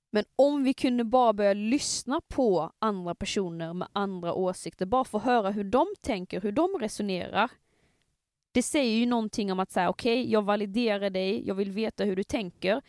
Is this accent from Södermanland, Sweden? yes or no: no; Skåne, Sweden; accent: Scanian; min skånska